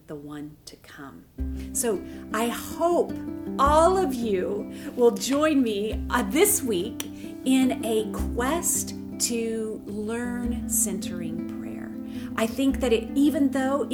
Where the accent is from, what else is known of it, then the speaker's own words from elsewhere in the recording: the South, United States; I'm from the South, so we all have front porch.